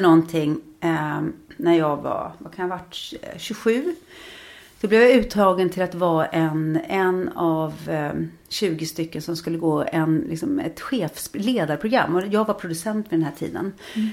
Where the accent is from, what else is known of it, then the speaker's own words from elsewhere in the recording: Trosa, Södermanland, Sweden; now in Stockholm, Sweden; som barn i Trosa var man ju väldigt fri